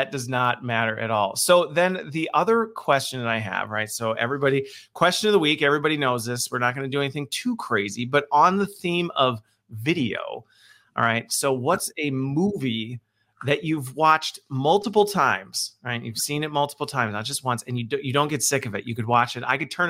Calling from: Waukesha, Wisconsin, United States; So today I'm joining from Waukesha, as always

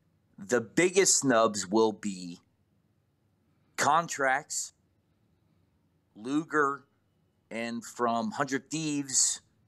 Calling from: Georgia, United States

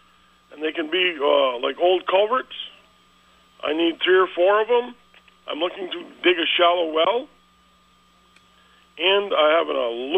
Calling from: Dannemora, New York, United States; in Dannemore, New York.

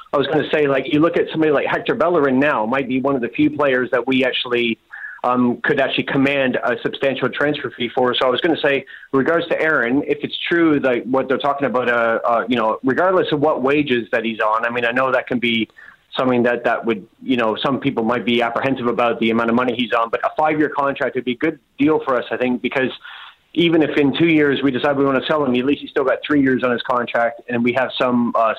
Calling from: London, United Kingdom; I'm calling from London.

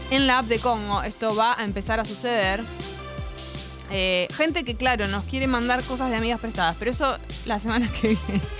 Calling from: Buenos Aires, Argentina; de Boedo y la verdad es que soy fan de los MTV Unplugged.

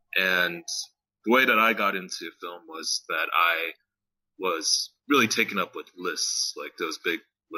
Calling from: California, United States; I'm calling from California in my new house.

